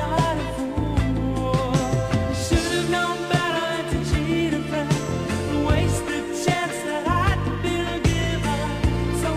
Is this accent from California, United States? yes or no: yes; Anaheim, California, United States; I grew up in Anaheim